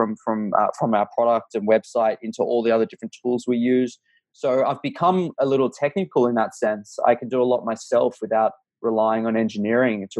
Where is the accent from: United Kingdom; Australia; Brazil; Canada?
Australia; I'm Australian